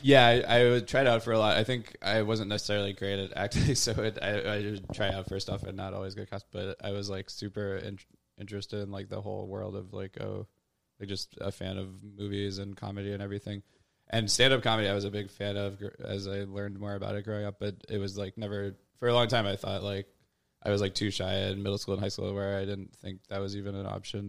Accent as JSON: {"language": "English", "town": "Louisville", "region": "Kentucky", "country": "United States", "tie": "born or raised there", "also_born_or_lived": "Wisconsin / Chicago", "moved": "as an adult", "lives_now": "New York, United States", "said": "I did grew up in Louisville"}